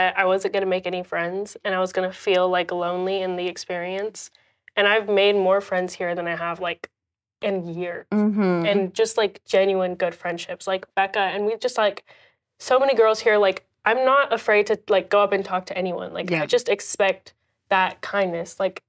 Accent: Indonesia; And I feel like my family I'm from Indonesia. So like we've moved around so many times throughout my life.

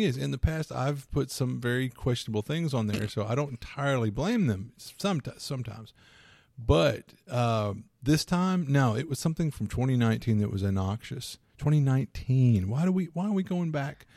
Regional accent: Louisiana, United States; I'm from Louisiana

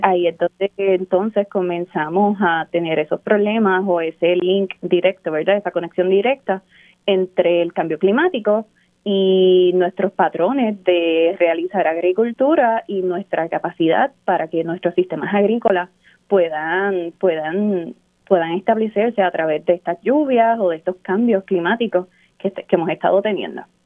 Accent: Barranquitas, Puerto Rico; moved away as an adult; also born or lived in Kansas; now in Hawaii, United States; soy de natural de Barranquitas. Eh, mi papá es de Lamparos, en el pueblo de Barranquitas, y mi mamá es del barrio Barranca. Fui nacida, criada y todo lo demás en Puerto Rico, en Boriquén.

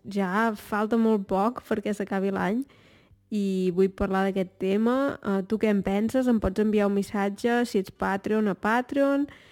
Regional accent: Torelló, Catalonia, Spain; moved away as an adult; sóc de Torelló

